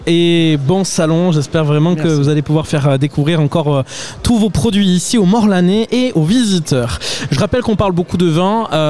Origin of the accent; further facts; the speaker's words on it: Pau, Nouvelle-Aquitaine, France; je suis béarnais depuis ma naissance. Je suis né à Pau.